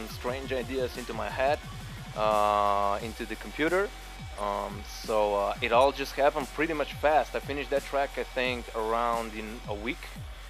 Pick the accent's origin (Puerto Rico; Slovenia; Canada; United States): Slovenia; I'm from Slovenia